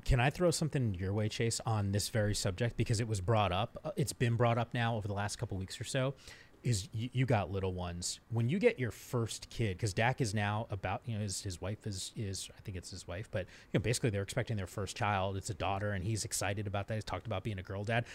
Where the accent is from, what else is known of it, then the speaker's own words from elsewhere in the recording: Northeast, United States; moved away; also born or lived in Bay Area; I'm from the Northeast